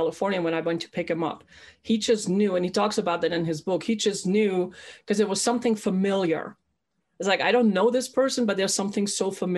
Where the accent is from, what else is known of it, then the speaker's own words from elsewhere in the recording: Germany; I was born and raised in Germany